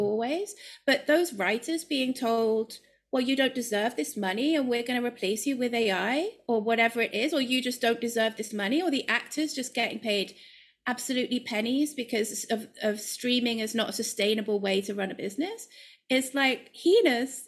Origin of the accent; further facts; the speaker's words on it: United Kingdom; moved away as an adult; also born or lived in London / Ireland; now in Amsterdam, Netherlands; as a British person